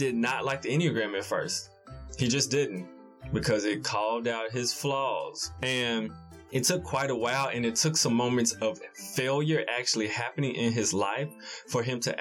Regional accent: Memphis, Tennessee, United States; we're both from the Memphis area, urban Memphis area. So, you know, we both grew up in the hood.

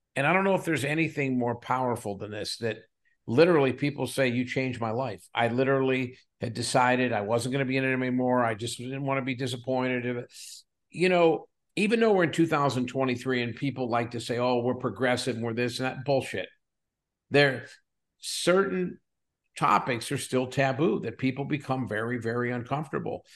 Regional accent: south of Pittsburgh, Western Pennsylvania, United States; moved away as an adult; also born or lived in Edinboro, Pennsylvania / Williamsport, Pennsylvania; now in California, United States; I was born and raised in a little small, uh, coal mining town south of Pittsburgh

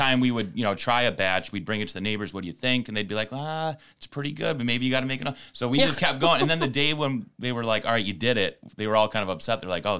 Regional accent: Ireland; We are Irish. We only have two modes, happy and sad.

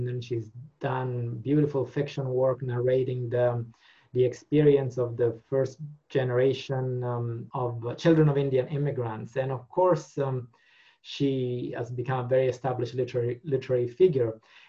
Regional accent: Italy; first language Italian; English is a second language; And it really touched me to read her stories in Italian, in my mother tongue.

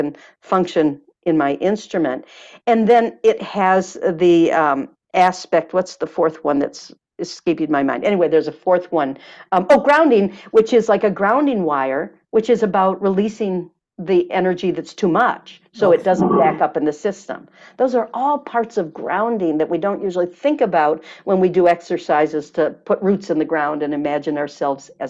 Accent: Michigan, United States; now in California, United States; I'm from Michigan

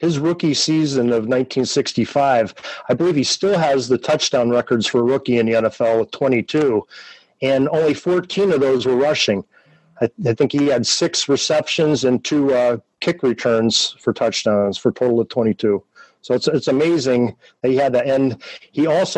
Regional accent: Erie, Pennsylvania, United States; my hometown of Erie, Pennsylvania

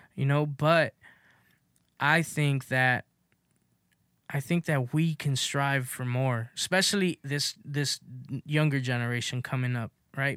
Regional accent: Los Angeles, California, United States; I grew up in South Central, you know, in the Crenshaw area

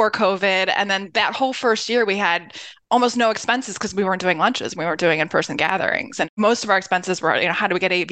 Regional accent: Cleveland, Ohio, United States; also born or lived in Philadelphia, Pennsylvania / Columbus, Ohio; My family moved when I was about 3 or 4, so I do claim Cleveland

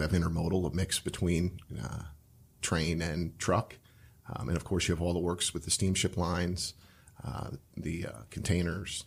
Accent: Cincinnati, Ohio, United States; also born or lived in Chicago; now in Columbus, United States; I'm from Cincinnati

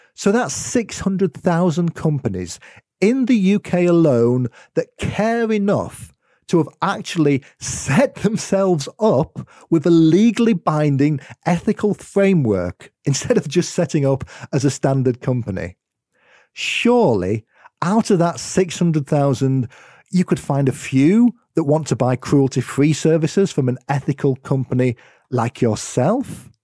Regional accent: United Kingdom; accent: UK; as you might have been able to tell from my accent, it's where I am in the world.

